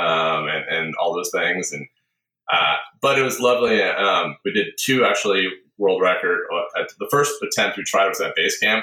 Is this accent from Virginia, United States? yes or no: no; Seattle, Washington, United States; I grew up in a small bed and breakfast, actually, outside Seattle